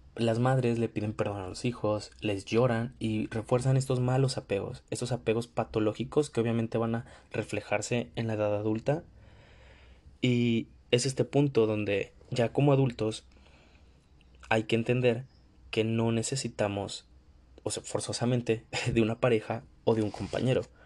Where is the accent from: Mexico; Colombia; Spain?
Mexico; yo soy de México